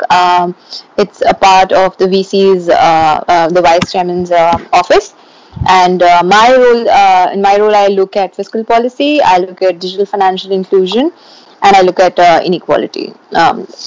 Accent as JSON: {"language": "English", "town": "Mumbai", "region": "Maharashtra", "country": "India", "moved": "as an adult", "said": "I was going from Bombay to Durham."}